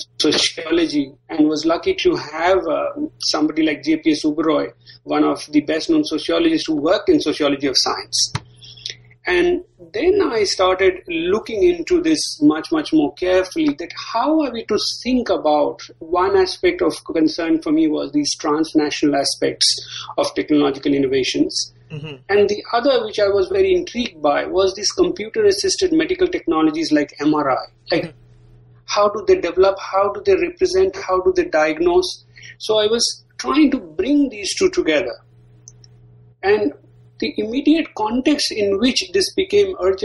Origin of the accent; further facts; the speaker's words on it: India; moved away; growing up in India